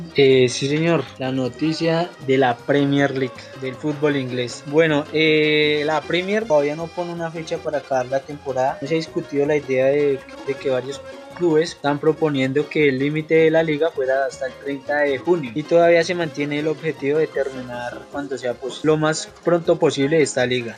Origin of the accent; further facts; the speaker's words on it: Colombia; como colombiano